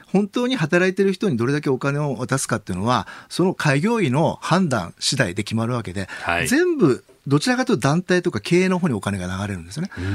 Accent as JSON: {"language": "Japanese", "region": "Kumamoto", "country": "Japan", "tie": "born or raised there", "moved": "yes", "said": "私はあの熊本の出身"}